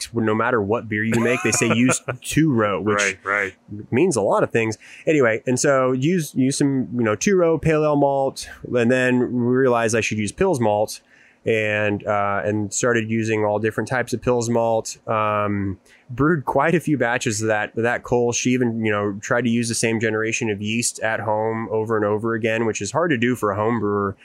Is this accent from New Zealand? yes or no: no; Houston, Texas, United States; I grew up in the Houston area